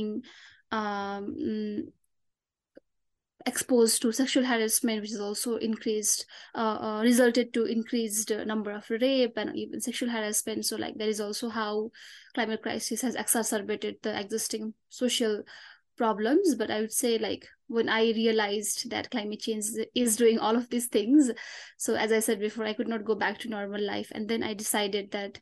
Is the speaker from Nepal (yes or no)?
yes; Solukhumbu, eastern Nepal, Koshi Province, Nepal; My hometown is Solukhumbu, which lies at the lap of Himalayas in eastern Nepal